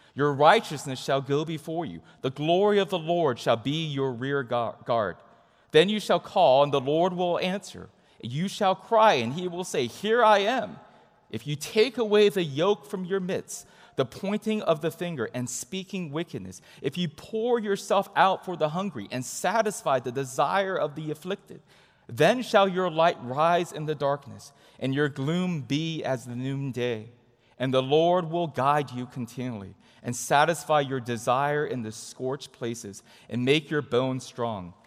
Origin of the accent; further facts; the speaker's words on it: Huntington Beach, California, United States; I grew up in Southern California, in Huntington Beach specifically